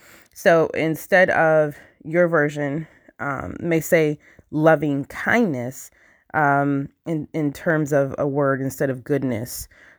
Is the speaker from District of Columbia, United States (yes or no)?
no; Michigan, United States; So I've talked about, I'm from Michigan, and I never remember growing up and trick-or-treating and stuff